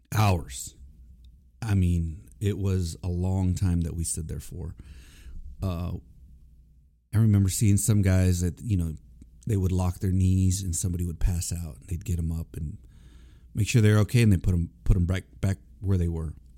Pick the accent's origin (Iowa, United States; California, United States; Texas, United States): Texas, United States; Corpus Christi; moved away as an adult; I was born and raised in Corpus Christi, Texas